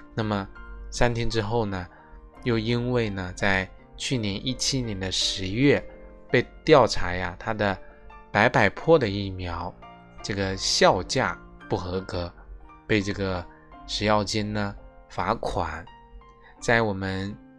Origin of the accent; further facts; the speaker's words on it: China; 我们中国人